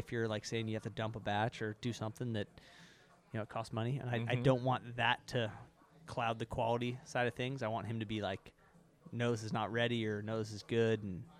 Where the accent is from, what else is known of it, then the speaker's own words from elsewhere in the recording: Boise, Idaho, United States; also born or lived in Seattle, Washington; now in Boise, United States; I'm from Idaho.